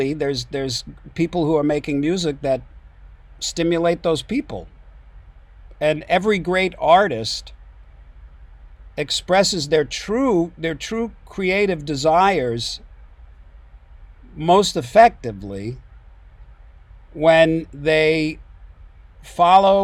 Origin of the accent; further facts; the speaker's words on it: Long Island, New York, United States; moved away; I grew up on Long Island